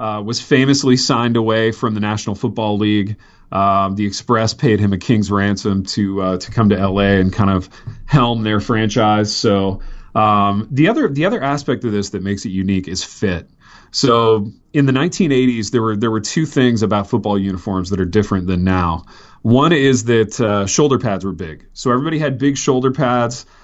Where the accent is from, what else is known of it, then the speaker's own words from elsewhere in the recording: Indiana, United States; I grew up in Indiana